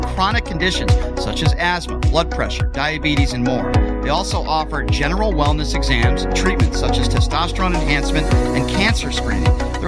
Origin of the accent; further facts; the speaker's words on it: East Coast, United States; I'm from the East Coast. I have family in New York.